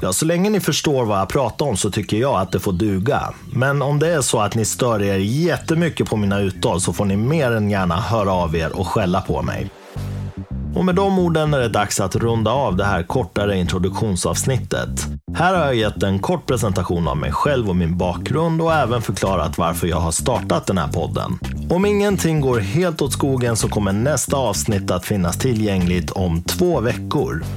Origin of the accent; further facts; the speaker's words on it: Dalarna County, Sweden; moved away as an adult; also born or lived in Uppsala; jag är uppvuxen i Dalarna, flyttade sen till Uppsala där jag utbildade mig i många år